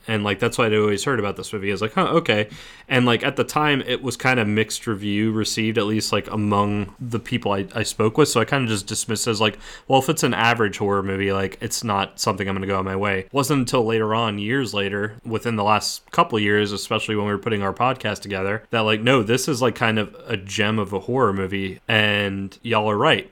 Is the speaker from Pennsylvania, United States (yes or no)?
no; New Orleans, Louisiana, United States; I grew up in New Orleans